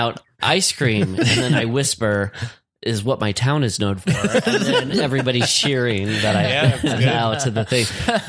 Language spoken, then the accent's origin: English; Le Mars, Iowa, United States; moved away as an adult; I grew up in Lamar's.